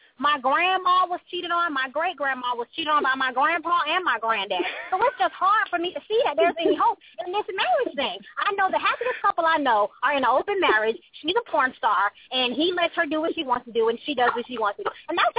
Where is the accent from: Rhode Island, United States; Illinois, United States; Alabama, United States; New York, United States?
Alabama, United States; Dothan; I'm from Dothan, Alabama.